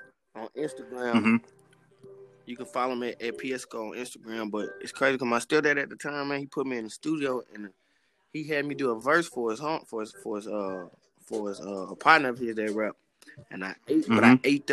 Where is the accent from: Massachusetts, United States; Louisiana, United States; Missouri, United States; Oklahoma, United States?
Louisiana, United States; Shreveport; With Shreveport, man, the city really just turned. Like Shreveport, as far as I can remember, just always been turned, you know.